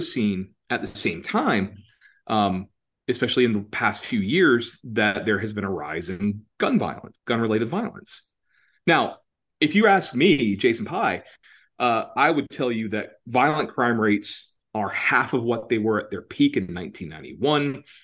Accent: Georgia, United States; moved away; also born or lived in Atlanta / Washington, D.C.; My home state, Georgia, where I'm from originally

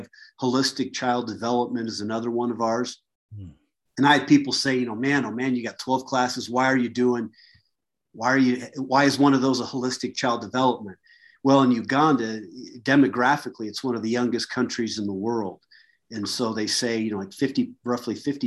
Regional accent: United States; also born or lived in Mozambique / Kentucky / Colorado; I was a good old American boy

